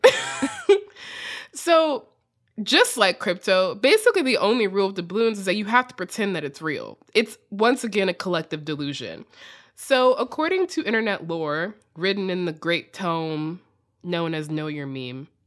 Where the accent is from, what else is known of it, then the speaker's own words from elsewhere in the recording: United States; accent: extremely American; my extremely American accent